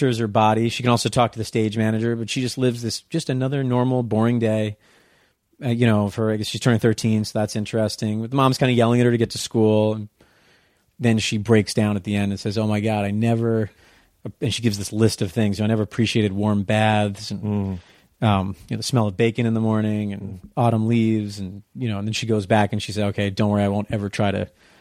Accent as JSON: {"language": "English", "town": "Darien", "region": "Connecticut", "country": "United States", "tie": "born or raised there", "said": "I grew up in Darien, Connecticut"}